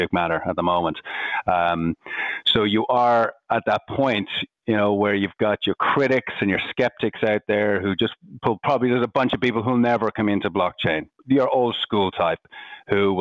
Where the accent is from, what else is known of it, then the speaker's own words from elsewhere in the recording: Ireland; accent: Irish; moved away as an adult; also born or lived in Bondi, Sydney, Australia; now in Sydney, Australia; I'm Irish, you can probably hear from my accent. Came out here 14 years ago